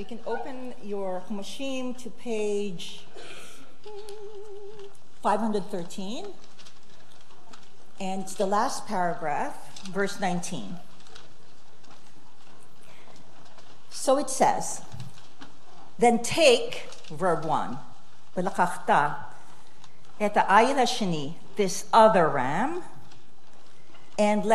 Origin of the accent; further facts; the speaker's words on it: Philippines; also born or lived in Detroit, United States; So I grew up in the Philippines. I was born in Detroit.